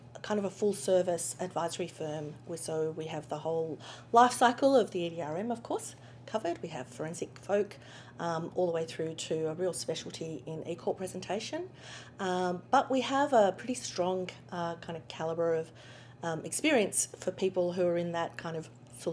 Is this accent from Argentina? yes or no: no; Australia; accent: Australian; back in Australia, which obviously my accent is a bit of a giveaway for